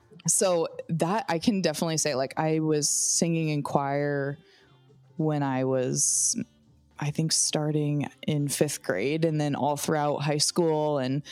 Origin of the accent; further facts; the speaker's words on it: Voorheesville, New York, United States; now in San Diego, United States; I grew up in a really small town. It was actually referred to as a village, the village of Voorheesville.